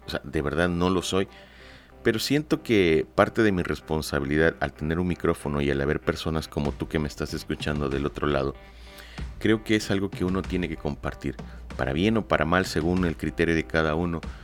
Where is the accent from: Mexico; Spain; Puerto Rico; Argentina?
Mexico; Lerdo de Tejada, Veracruz; yo soy nacido en Ciudad Lerdo de Tejada, Veracruz, en la República Mexicana